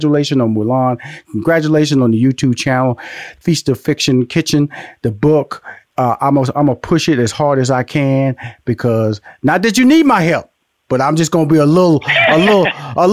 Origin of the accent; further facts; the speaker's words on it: Houston, Texas, United States; also born or lived in Louisiana; I'm from Houston, Texas, by way of Louisiana.